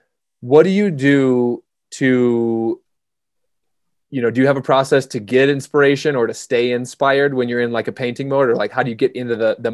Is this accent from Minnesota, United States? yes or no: yes; Minnesota, United States; now in Jackson, United States; I was raised in Minnesota.